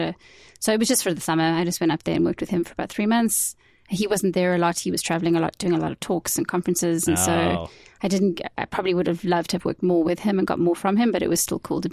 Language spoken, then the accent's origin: English; South Africa; moved away; also born or lived in Georgia, United States; I was living in Georgia, and I was away from home, and holding on to my identity as South African